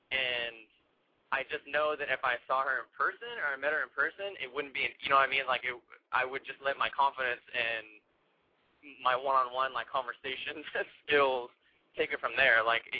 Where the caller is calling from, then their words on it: San Francisco, California, United States; San Francisco, and I'm 23.